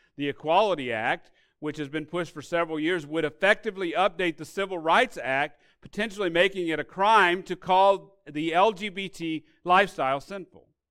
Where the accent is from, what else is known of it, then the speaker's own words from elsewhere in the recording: Arkansas, United States; My family, when I grew up in Arkansas, received aid from these government sources